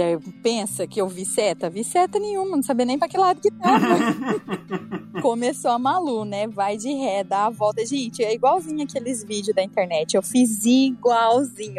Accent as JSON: {"language": "Portuguese", "country": "Brazil", "said": "I'm from Brazil. tipo, eu sou do Brasil"}